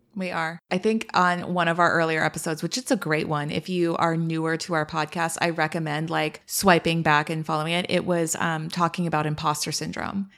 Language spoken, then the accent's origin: English; East Bay, San Francisco Bay Area, California, United States; also born or lived in Miami; now in Washington, D.C., United States; I was born in the city, and then I grew up in East Bay